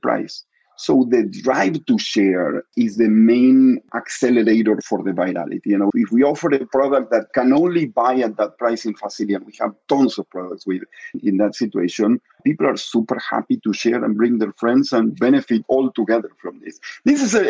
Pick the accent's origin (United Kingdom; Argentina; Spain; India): Argentina; moved away; I'm Argentinian. I was born in Argentina